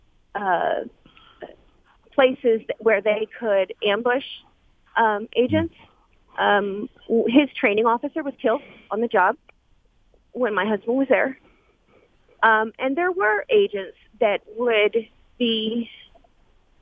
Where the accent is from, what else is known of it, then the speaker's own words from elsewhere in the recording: East Coast, United States; moved away as an adult; also born or lived in southern border; now in Macomb, United States; We grew up on the East Coast.